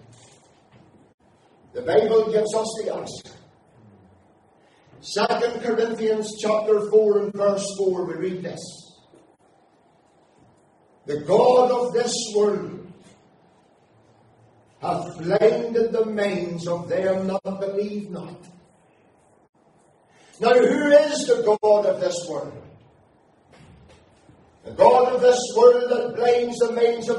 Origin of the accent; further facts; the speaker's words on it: Aughnacloy, Northern Ireland, United Kingdom; my hometown of Auchmacloy